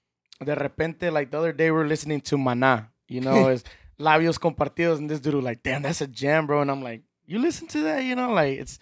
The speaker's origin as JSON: {"language": "English", "region": "Texas", "country": "United States", "said": "I'm from Texas, man."}